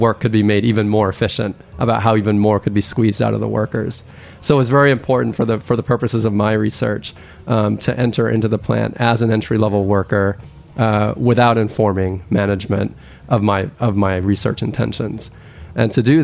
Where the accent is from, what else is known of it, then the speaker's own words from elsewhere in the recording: Thailand; now in United States; I actually am an immigrant to this country. I grew up in Thailand.